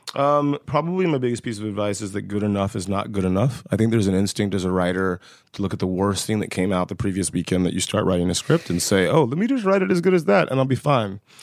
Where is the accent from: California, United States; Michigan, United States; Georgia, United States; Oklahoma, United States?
Georgia, United States; West Central; I grew up in West Central Georgia.